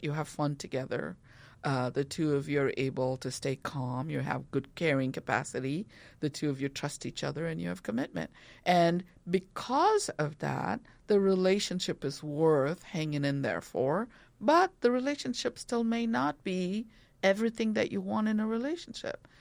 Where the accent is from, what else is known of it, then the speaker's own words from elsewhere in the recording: India; moved away; growing up in India